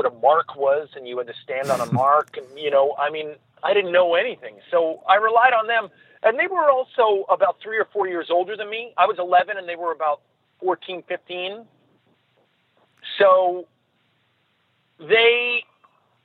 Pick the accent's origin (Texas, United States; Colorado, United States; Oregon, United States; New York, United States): New York, United States; I grew up in New York